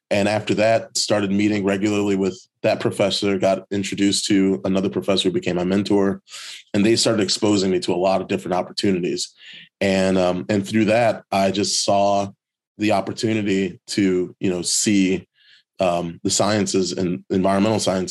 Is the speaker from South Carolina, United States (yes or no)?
no; Chicago, Illinois, United States; growing up in Chicago